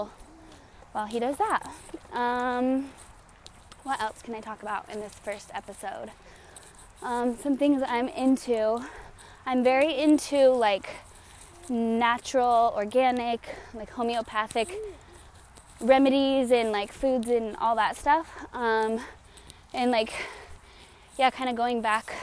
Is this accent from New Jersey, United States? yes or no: no; Colorado, United States; moved away as an adult; also born or lived in Raleigh, North Carolina; now in San Diego, United States; We are originally from Colorado, my husband